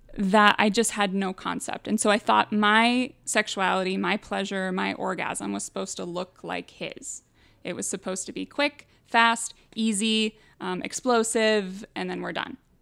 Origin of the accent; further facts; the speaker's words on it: Midwest, United States; I grew up in the Midwest.